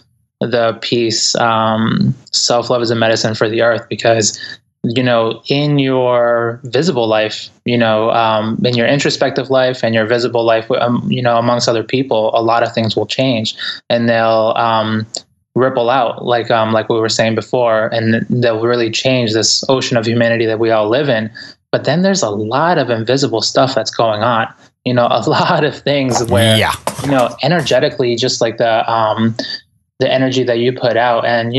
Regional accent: Ecuador; English is a second language; now in United States; I'm an immigrant. Like, I came from Ecuador. English is my second language. And, you know, the way I grew up in the inner city.

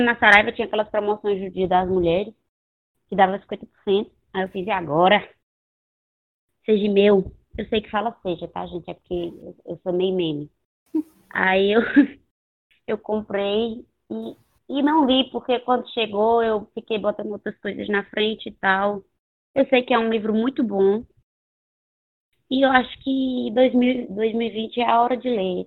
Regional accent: Northeast Region, Brazil; eu sou nordestina

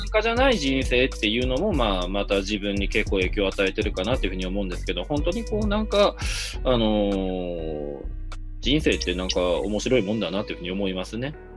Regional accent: Hirosaki, Aomori, Japan; moved away; 僕の場合は青森県の弘前市出身と本州の最北端の出身なんですけどね

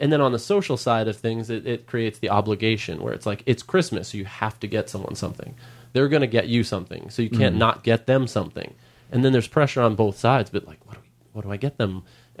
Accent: Long Island, New York, United States; now in Los Angeles, United States; I grew up on Long Island

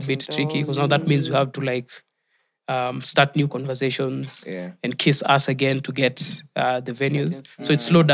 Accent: Nakuru, Nakuru County, Kenya; So I grew up in Nakuru. Mm. I was born in Nakuru, raised in Nakuru.

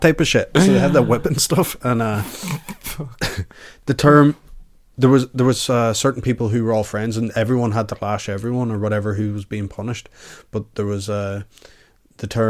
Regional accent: Ireland; I'm Irish. Clearly I'm Irish.

